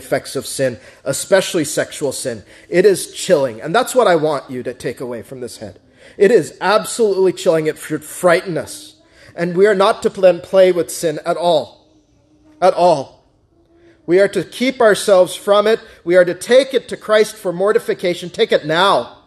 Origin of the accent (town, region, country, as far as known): United States